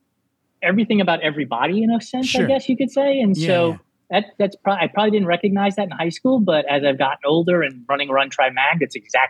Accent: New York City, New York, United States; moved away; also born or lived in Texas; I was born in New York, grew up in the Bronx predominantly

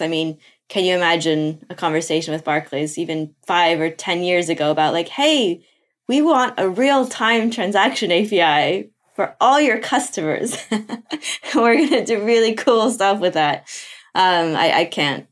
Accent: Brazil; moved away; I'm from Brazil originally. That's where I was born

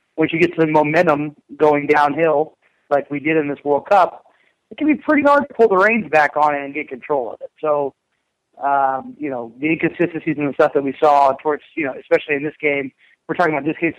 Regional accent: United States; as American rugby fans

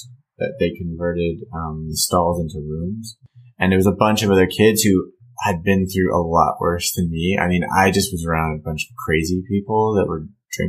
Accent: California, United States; A little mix of Newport, Costa Mesa.

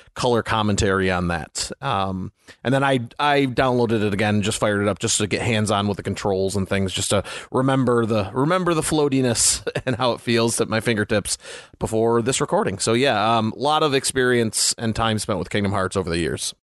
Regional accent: United States; growing up in America in the, you know, the nineties

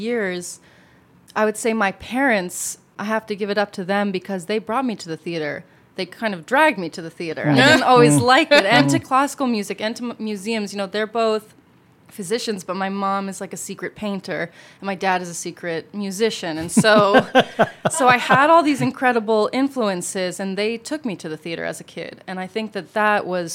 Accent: California, United States; now in New York, United States; I grew up on the opposite side of the country. So I grew up in California

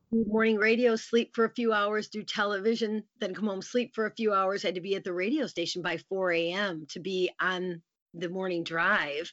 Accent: near Grand Rapids, Michigan, United States; moved away as an adult; now in Lansing, United States; went back to my hometown near Grand Rapids, Michigan

